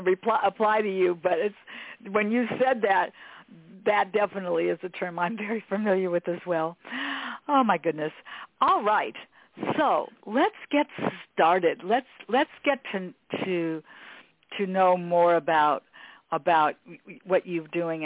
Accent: Los Angeles, California, United States; when you grow up here in Los Angeles, this is where I've always lived here in Westchester

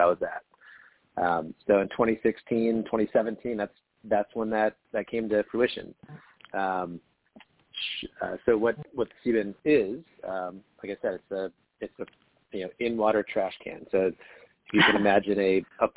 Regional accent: Midwest, United States; moved away as an adult; also born or lived in Wisconsin / Minnesota / Iowa; I was born landlocked in the Midwest. So I grew up on lakes and rivers in the Midwest, in Wisconsin, Minnesota

